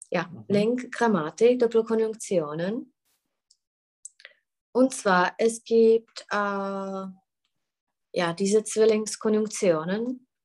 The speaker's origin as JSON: {"language": "German", "country": "Czechia", "second_language": "German"}